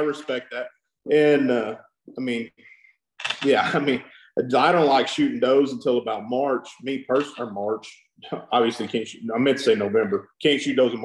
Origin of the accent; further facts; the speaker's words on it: South Texas, United States; also born or lived in Cotulla, Texas; I grew up down in South Texas